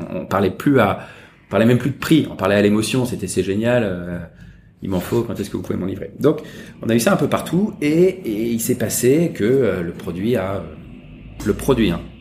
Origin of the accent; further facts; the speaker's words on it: Paris, Île-de-France, France; moved away as an adult; now in Hong Kong; quand j'étais petit, à faire des circuits imprimés. J'allais rue d'Odessa acheter des, des machines